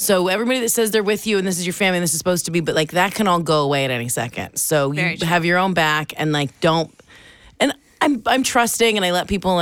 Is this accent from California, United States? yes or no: yes; Seal Beach, California, United States; I grew up with her. Southern, Seal Beach. We grew up in like Southern California